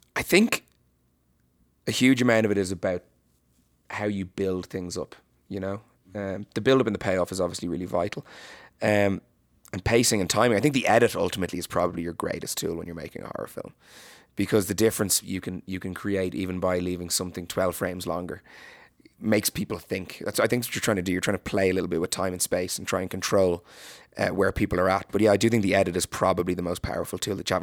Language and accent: English; Ireland; as an Irish person